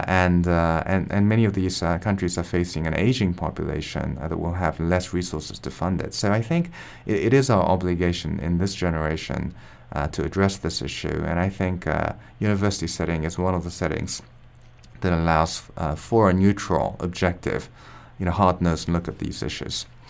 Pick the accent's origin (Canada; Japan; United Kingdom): Japan; I'm from Japan